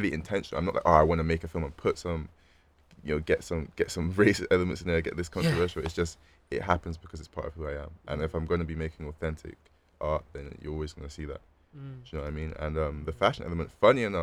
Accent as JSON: {"language": "English", "town": "Bristol", "region": "South West England", "country": "United Kingdom", "tie": "born or raised there", "said": "my experience growing up as a black person in Bristol"}